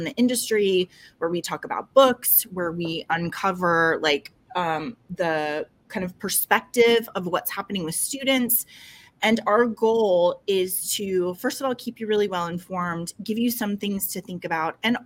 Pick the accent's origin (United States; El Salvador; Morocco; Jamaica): United States; New York City, New York; they are 15 miles from where I grew up in New York City